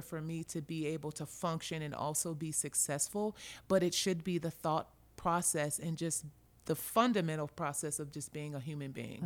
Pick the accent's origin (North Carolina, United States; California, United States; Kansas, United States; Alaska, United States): California, United States; Los Angeles; born or raised there; moved away as an adult